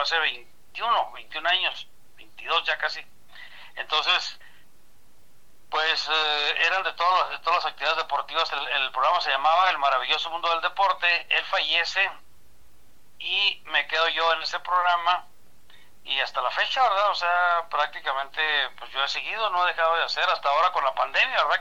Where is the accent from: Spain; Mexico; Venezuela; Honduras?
Mexico; San Francisco del Oro, Chihuahua; now in Ciudad Juárez, Mexico; yo soy originario de San Francisco de Oro, Chihuahua